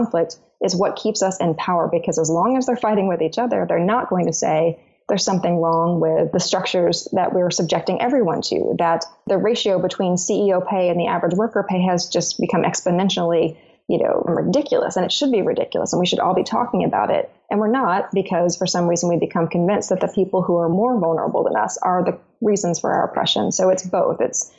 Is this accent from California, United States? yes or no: no; Arkansas, United States; and I'm from Arkansas, this is what I hear a lot